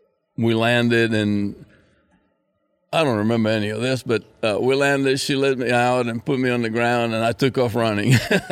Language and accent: English; San José, Costa Rica; born there; also born or lived in Panama; I was born in San Jose, Costa Rica, 1950.